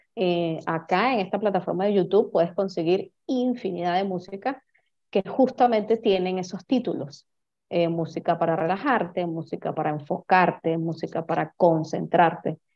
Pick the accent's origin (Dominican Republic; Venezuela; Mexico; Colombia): Venezuela; first language Spanish; soy venezolana, vivo en Caracas, Venezuela en este momento